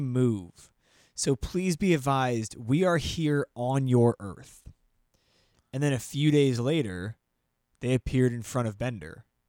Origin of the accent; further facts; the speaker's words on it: New Jersey, United States; I'm from New Jersey